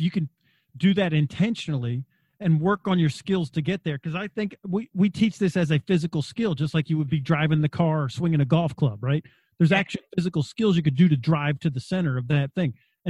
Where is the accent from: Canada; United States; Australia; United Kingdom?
Australia; Wagga Wagga, New South Wales; I grew up in Australia in a little town called Wagga Wagga in New South Wales, halfway between Sydney and Melbourne. There was only 4 Americans in the city.